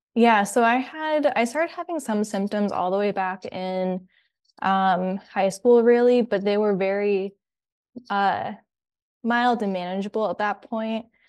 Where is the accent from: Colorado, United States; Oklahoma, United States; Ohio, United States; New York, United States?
Ohio, United States; Columbus; moved away as an adult; now in Kalamazoo, United States; I'm actually from Columbus, Ohio